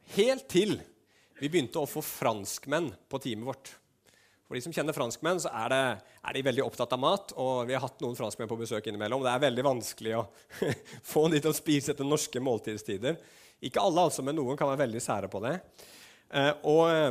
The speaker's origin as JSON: {"language": "Norwegian", "country": "Norway", "said": "nordmenn som vi var"}